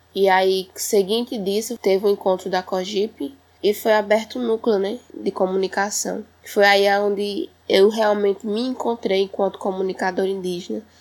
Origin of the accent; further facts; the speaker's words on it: Truká people, Pernambuco, Brazil; sou aqui do Povo Trucado